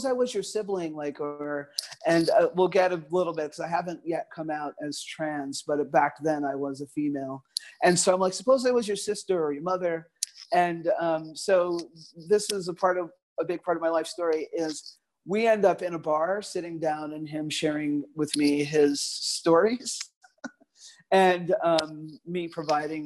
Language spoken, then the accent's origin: English; New York City, New York, United States; Growing up in a very multicultural community in the Northeast Bronx